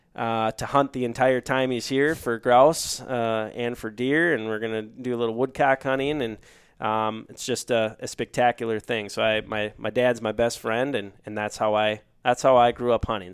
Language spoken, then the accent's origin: English; Duluth, Minnesota, United States; moved away as an adult; also born or lived in Decorah, Iowa; born and raised in Duluth, Minnesota, on the shores of Lake Superior.